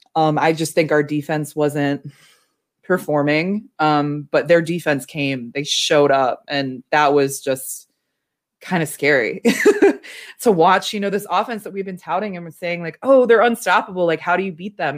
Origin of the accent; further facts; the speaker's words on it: Chicago, Illinois, United States; as a Chicagoan